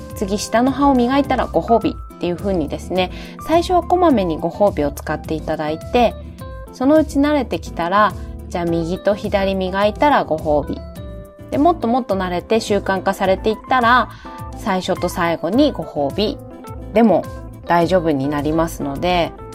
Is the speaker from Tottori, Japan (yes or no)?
no; Fukushima, Japan; 私の地元でもあります福島で